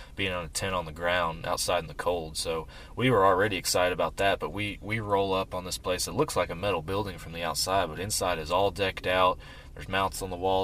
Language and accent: English; Texas, United States; we're from Texas. Yeah. We we've we've grown up here and hunted here most of our lives.